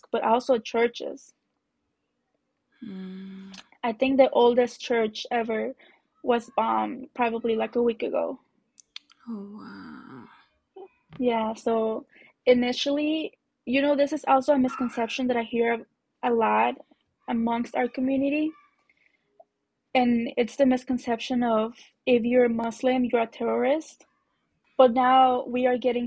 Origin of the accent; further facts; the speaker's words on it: Zacatecas, Mexico; moved away; I grew up in Zacatecas